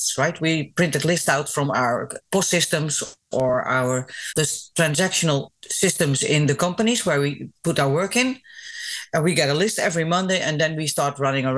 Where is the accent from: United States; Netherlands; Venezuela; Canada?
Netherlands; I'm half Greek, half Dutch.